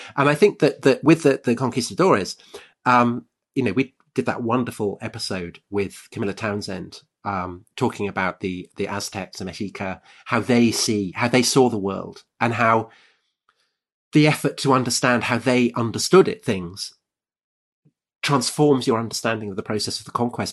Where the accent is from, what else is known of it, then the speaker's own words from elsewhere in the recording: United Kingdom; I'm British